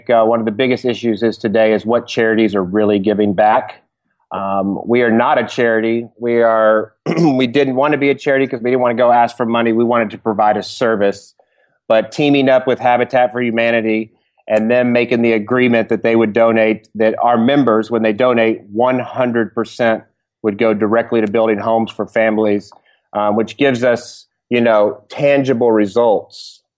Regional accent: Dallas, Texas, United States; now in California, United States; I'm from Dallas, Texas, and I moved about 4.5 years ago to California to work for Tom's Shoes.

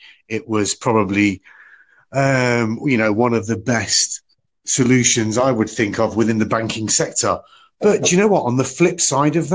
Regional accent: United Kingdom; I'm from the United Kingdom

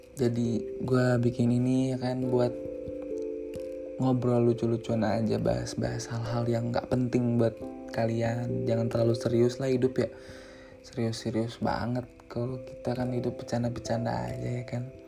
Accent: Rangkasbitung, Banten, Indonesia; Gua adalah orang Jawa yang lahir dan besar di Banten

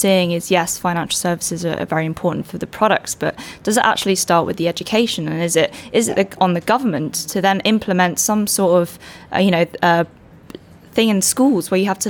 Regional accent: California, United States; now in London, United Kingdom; Well, I mean, I'm from the Silicon Valley and my parents wanted me to move back home to work. I decided to stay in London

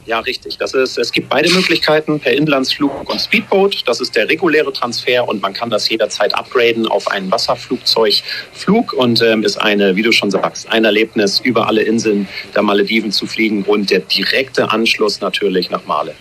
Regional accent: Hamburg, Germany; moved away as an adult; also born or lived in Cologne; now in Noonu, Maldives; geboren in Hamburg, in Schnelsen, Fußballfan auch, ja, am Millantor groß geworden

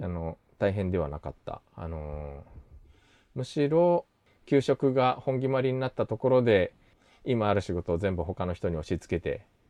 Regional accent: Tokyo, Japan; 東京生まれで先日2回目の韓国留学から帰ってきたばっかり

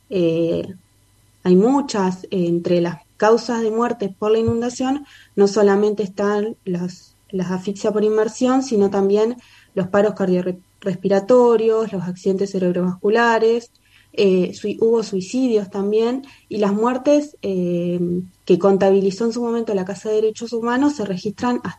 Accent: Santa Fe, Argentina; en Barrio Barranquita, en mi casa donde vivíamos

